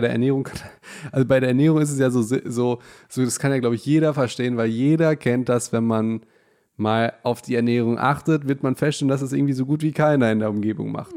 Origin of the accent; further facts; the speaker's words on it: Hagen, North Rhine-Westphalia, Germany; wir kommen ja aus Hagen